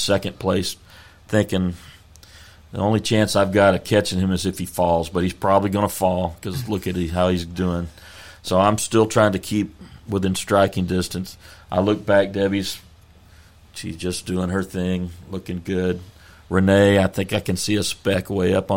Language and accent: English; Texas, United States; we're from Texas